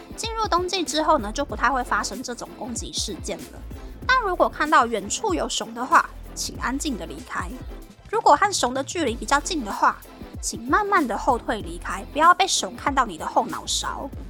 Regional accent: Taiwan; 身为台湾人，其实我还蛮期盼日本的技能实习生的工作环境还有薪资可以变得更好。

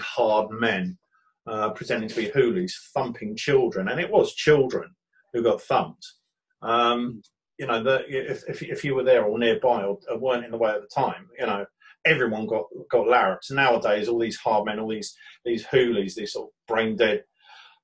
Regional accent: Brighton, South East England, United Kingdom; I was born in Brighton, Buckingham Road Hospital, just up from Brighton Station

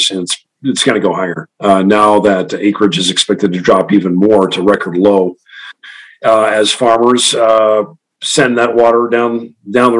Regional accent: Western Kansas, United States; I grew up in Western Kansas, where you fallow every other year in a wheat fallow rotation

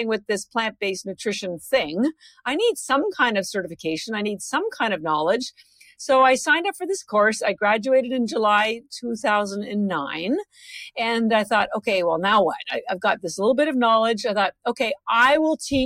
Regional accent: Canada; moved away as an adult; now in Boston, United States; I'm actually Canadian. I've lived in Boston for over 30 years, but I mentioned the Canada part because my family's all still in Canada

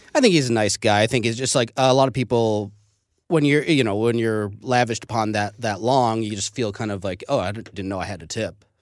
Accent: St. Louis, Missouri, United States; I grew up in Saint Louis

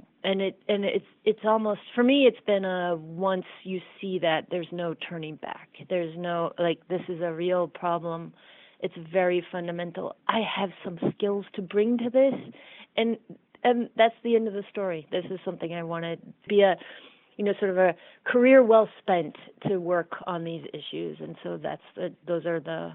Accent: Iowa, United States; I grew up in Iowa.

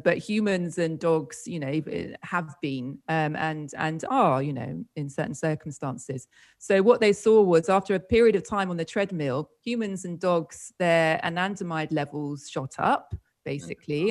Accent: United Kingdom; moved away as an adult; also born or lived in Spain; I'm from the UK, as you might have gathered from my strange accent.

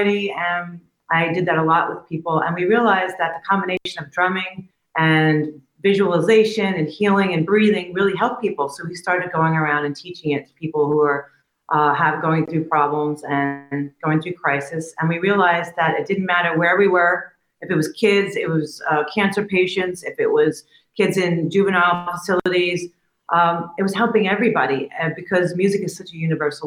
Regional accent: New York City, New York, United States; moved away; Queens, from Whitestone

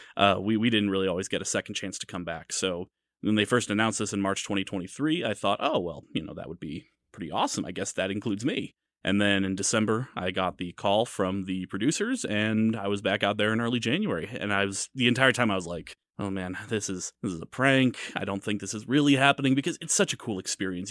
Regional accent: St. Louis, Missouri, United States; moved away as an adult; now in Kansas City, United States; I'm from Saint Louis

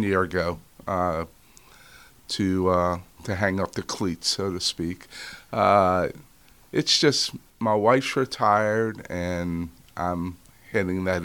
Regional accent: New Orleans, Louisiana, United States; moved away as an adult; now in Florida, United States; I born and raised in New Orleans

